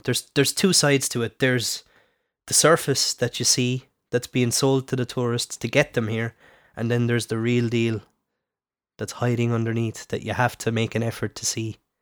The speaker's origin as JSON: {"language": "English", "country": "Ireland", "said": "I'm Irish"}